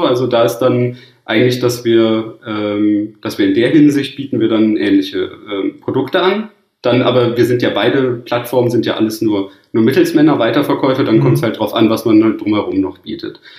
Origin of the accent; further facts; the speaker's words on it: Cologne, North Rhine-Westphalia, Germany; ich bin ja Kölner